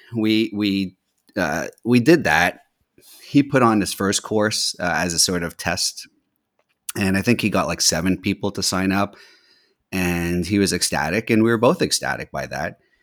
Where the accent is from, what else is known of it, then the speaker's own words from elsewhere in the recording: Montreal, Quebec, Canada; also born or lived in California / Boston; now in Washington D.C., United States; I grew up in, uh, Montreal, Canada